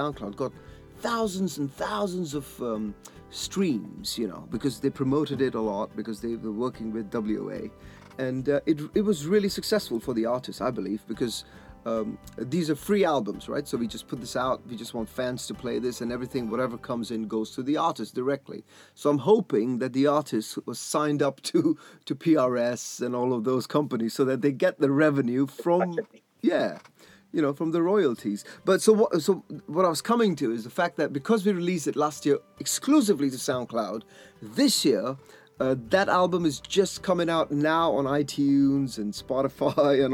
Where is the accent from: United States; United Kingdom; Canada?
United Kingdom; Leicestershire, East Midlands; my hometown in Leicestershire